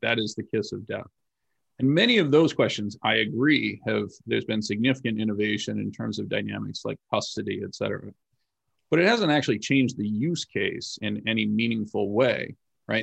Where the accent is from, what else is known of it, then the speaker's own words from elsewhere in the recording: United States; I am an American citizen